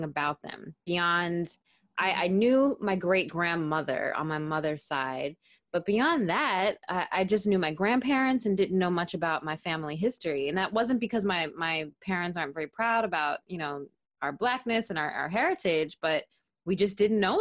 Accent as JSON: {"language": "English", "town": "Philadelphia", "region": "Pennsylvania", "country": "United States", "tie": "born or raised there", "also_born_or_lived": "Netherlands", "moved": "as an adult", "lives_now": "Bristol, United Kingdom", "said": "I am originally from Philadelphia, born and raised"}